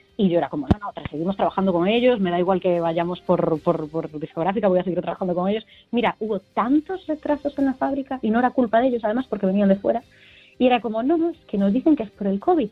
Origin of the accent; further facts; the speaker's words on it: A Coruña, Galicia, Spain; somos Coruña